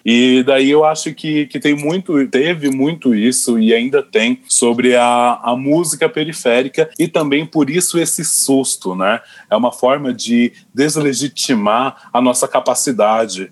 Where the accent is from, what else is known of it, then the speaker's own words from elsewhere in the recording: São Paulo, Brazil; eu sou muito caipira de quebrada